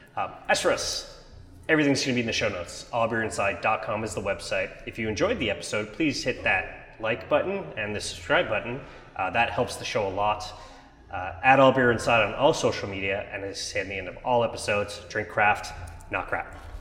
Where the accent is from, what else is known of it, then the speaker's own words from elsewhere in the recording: Montreal, Quebec, Canada; I'm from Montreal